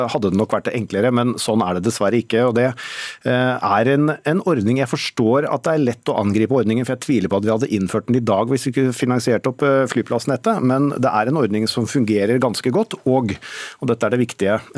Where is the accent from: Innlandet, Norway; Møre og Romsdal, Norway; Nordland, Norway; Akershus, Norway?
Innlandet, Norway; now in Vestfold, Norway; Både i mitt eget hjemfylke Vestfold og der jeg vokste opp i Hedmark, så har de hatt gode